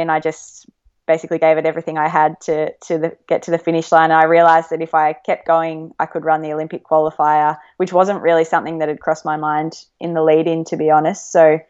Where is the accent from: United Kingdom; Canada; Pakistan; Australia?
Australia; I think all Australian runners probably follow the American scene